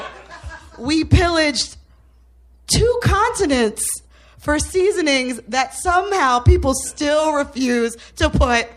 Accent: New Jersey, United States; I am from New Jersey

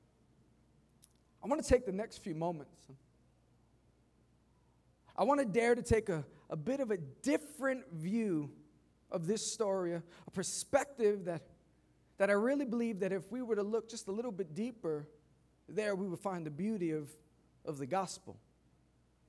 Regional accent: New York City, New York, United States; I grew up in Queens

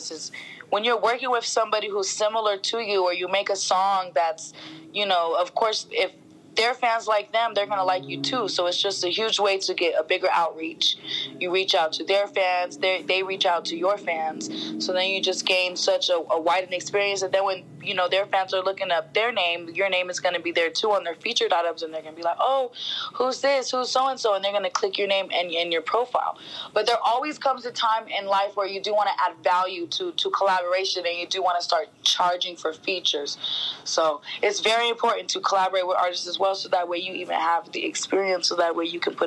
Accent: Colorado, United States; moved away as an adult; also born or lived in California; I was moving from Colorado to California

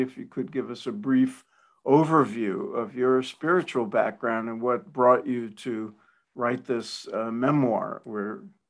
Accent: New York City, New York, United States; I grew up in Brooklyn

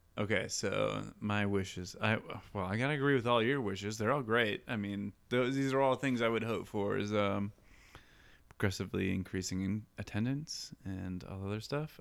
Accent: Grand Haven, Michigan, United States; moved away; I'm from Grand Haven

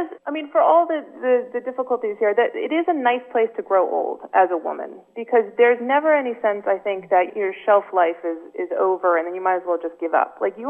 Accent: Connecticut, United States; moved away as an adult; now in France; My mother is Swedish, and I grew up in Connecticut

